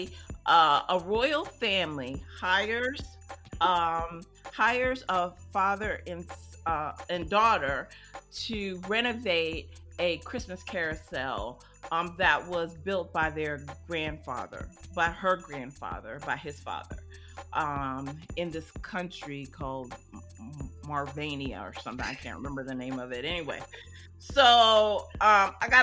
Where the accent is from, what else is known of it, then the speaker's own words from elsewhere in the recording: Ohio, United States; I grew up in Ohio, so Indiana's like right next door